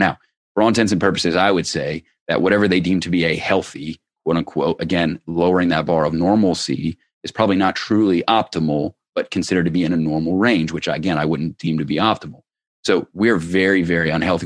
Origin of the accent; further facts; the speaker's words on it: Cincinnati, Ohio, United States; I grew up in Ohio.